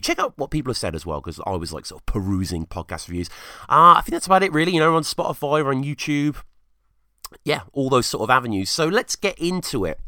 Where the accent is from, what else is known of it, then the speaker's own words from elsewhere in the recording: England, United Kingdom; growing up in England